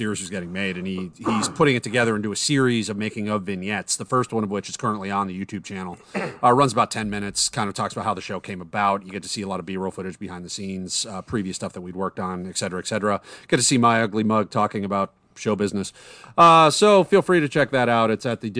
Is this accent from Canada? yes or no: yes; Canada; being Canadian, there is something you should know.